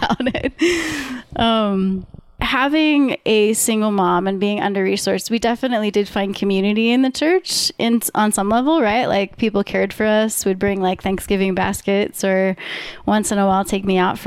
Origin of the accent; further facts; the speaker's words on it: Maine, United States; moved away as an adult; also born or lived in Massachusetts / Minnesota; now in Colorado, United States; it was a very difficult upbringing in Maine.